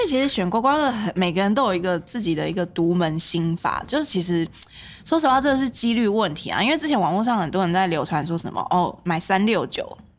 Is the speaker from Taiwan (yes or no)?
yes; Taiwan; 我们台湾人